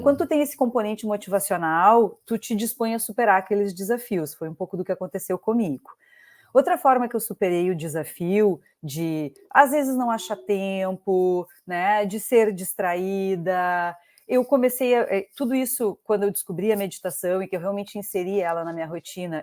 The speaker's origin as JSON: {"language": "Portuguese", "town": "Pelotas", "region": "Rio Grande do Sul", "country": "Brazil", "also_born_or_lived": "Porto Alegre", "said": "eu sou gaúcha, sou de Pelotas"}